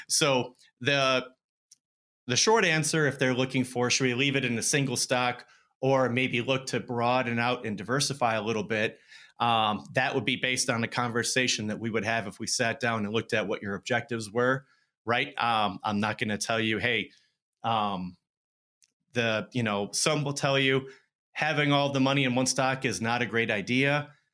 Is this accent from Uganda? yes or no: no; Madison, Wisconsin, United States; moved away as an adult; also born or lived in Minneapolis / Phoenix; I grew up in Madison.